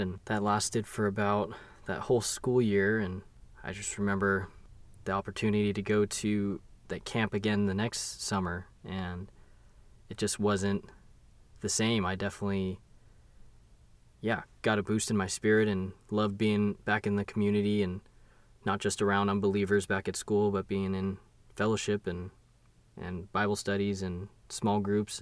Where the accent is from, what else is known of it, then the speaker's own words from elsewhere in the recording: Long Beach, California, United States; ended up in Long Beach, California, where, yeah, I was born